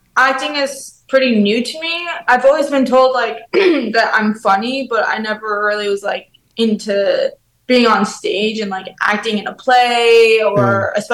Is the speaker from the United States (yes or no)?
yes; New York, United States; moved away as an adult; also born or lived in Florida; now in Los Angeles, United States; I'm from New York